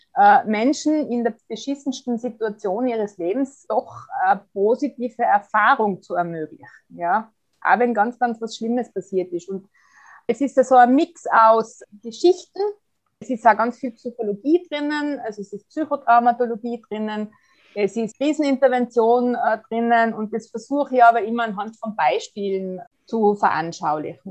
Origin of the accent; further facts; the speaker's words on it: Tyrol, Austria; bei uns in Tirol